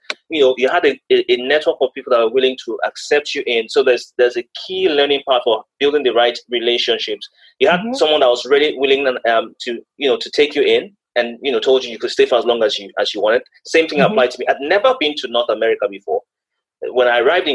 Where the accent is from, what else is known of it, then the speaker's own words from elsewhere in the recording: Nigeria; moved away; coming from where we came from Nigeria